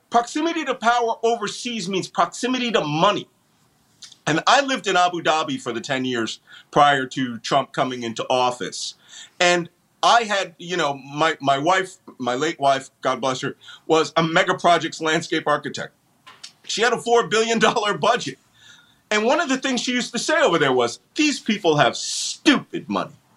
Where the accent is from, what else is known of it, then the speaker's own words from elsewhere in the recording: Philadelphia, Pennsylvania, United States; I am yes, I born and bred Philadelphian, born in the Philadelphia Naval Hospital